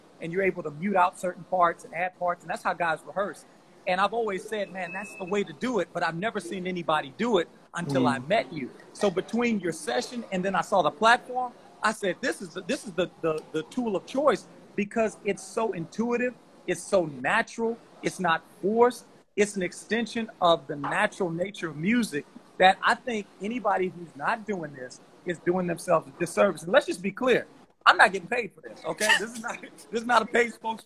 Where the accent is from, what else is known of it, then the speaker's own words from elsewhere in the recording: Louisiana, United States; I'm from Louisiana